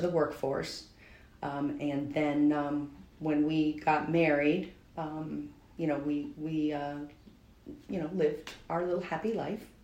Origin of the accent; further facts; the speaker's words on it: Albany, New York, United States; I grew up in Albany, New York.